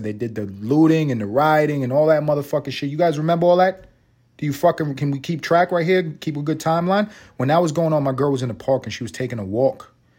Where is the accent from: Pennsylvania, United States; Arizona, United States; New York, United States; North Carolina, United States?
New York, United States; New York City; I'm from the hood. I'm from Harlem.